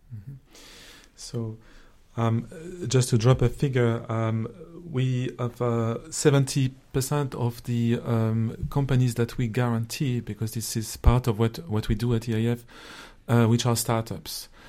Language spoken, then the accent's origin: English; France; accent: French; English is a second language; my accent as a French citizen